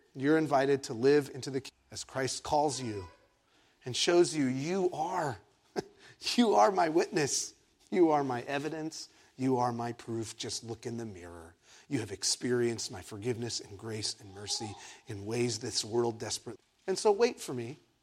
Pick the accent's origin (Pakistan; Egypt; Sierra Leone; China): Egypt; now in San Diego, United States; I was born in Egypt